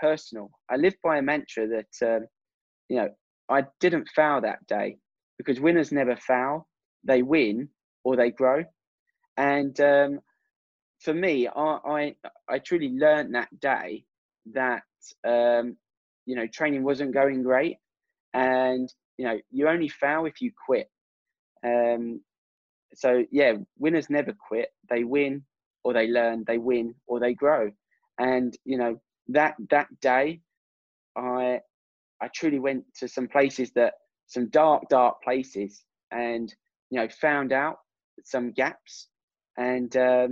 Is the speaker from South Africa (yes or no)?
no; England, United Kingdom; me being English